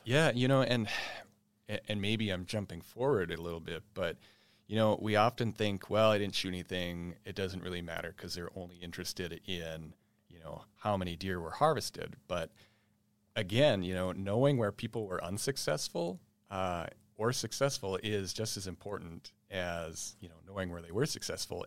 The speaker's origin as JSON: {"language": "English", "town": "East Grand Forks", "region": "Minnesota", "country": "United States", "tie": "born or raised there", "also_born_or_lived": "Round Lake, west central Minnesota", "said": "I grew up in East Grand Fork"}